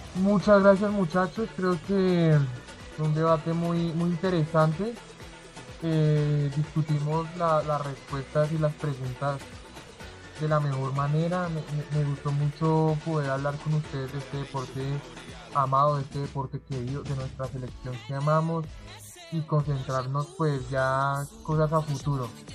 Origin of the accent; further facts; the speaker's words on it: Colombia; como todo colombiano